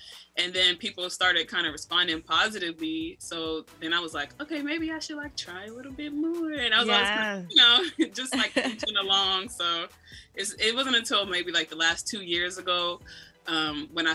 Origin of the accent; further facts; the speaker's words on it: Baltimore, Maryland, United States; moved away as an adult; now in Seattle, United States; I was born in Seattle. Okay. I came home from the hospital like to CD. So the CD itself, and that's where I like was, you know, that's where I was began my life. And then when I was 10, I moved from Seattle to Baltimore. So that's where I like kind of grew up for all my like adolescent, you know, my preteen, teen